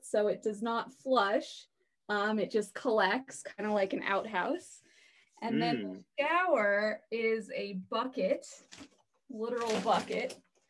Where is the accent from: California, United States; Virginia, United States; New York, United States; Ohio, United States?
California, United States; Manhattan Beach; now in Kentucky, United States; I'm from Los Angeles, Manhattan Beach.